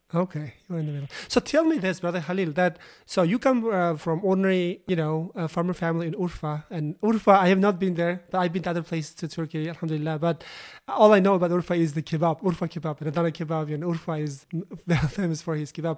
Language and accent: English; Uzbekistan; I am originally Uzbekistan